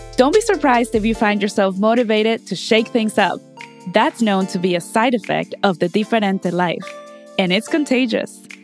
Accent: Mexico; now in Los Angeles, United States; I'm from Mexico

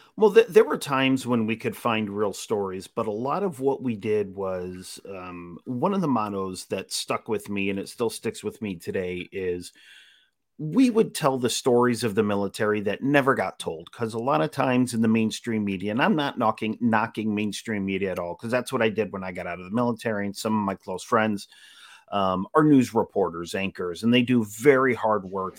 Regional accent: Utica, New York, United States; moved away; I'm originally from Utica

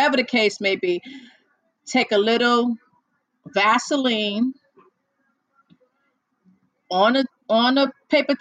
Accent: United States; I am from the US, the US of good A, USA

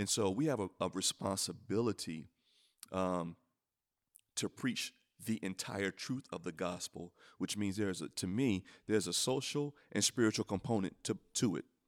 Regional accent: United States; I'm an American

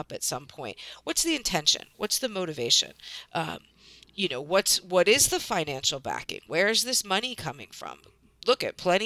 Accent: United States; moved away; also born or lived in New York City; I grew up in outside of Washington, D.C.

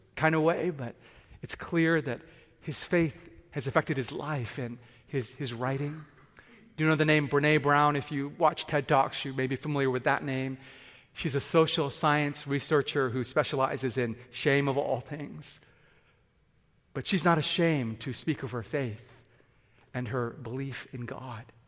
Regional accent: Vancouver, British Columbia, Canada; also born or lived in Japan / England / Tokyo; I grew up in Vancouver, and as a teenager

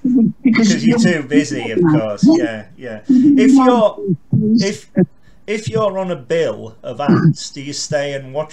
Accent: Carlisle, North West England, United Kingdom; I'm from Carlisle.

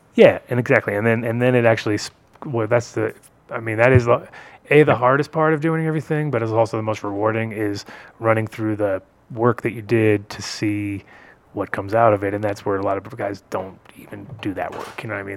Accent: New England, United States; I grew up in New England

